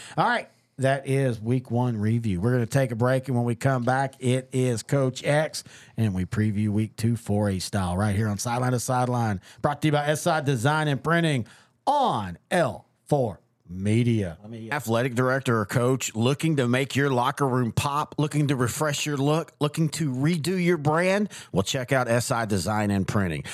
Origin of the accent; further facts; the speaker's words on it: East Texas, United States; I'm from East Texas